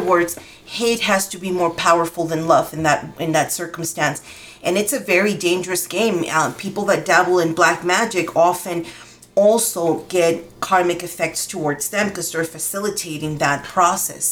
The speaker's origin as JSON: {"language": "English", "country": "Dominican Republic", "moved": "yes", "lives_now": "Albuquerque, United States", "said": "I'm from the Dominican Republic and I was um, raised in the Yoruba religion"}